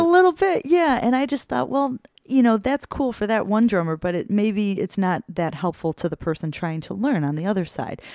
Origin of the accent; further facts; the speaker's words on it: Berwyn, Illinois, United States; I grew up in Berwyn, out, outside of Chicago